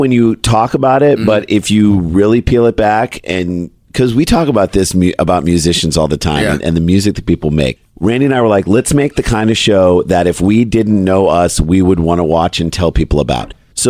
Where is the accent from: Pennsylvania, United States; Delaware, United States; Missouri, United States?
Missouri, United States; St. Louis; moved away; So we grew up in St. Louis